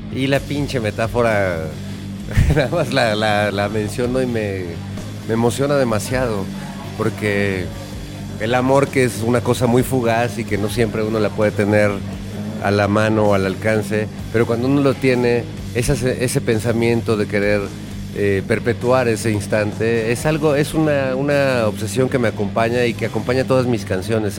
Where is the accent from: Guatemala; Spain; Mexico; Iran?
Mexico; en mi país, cuando era adolescente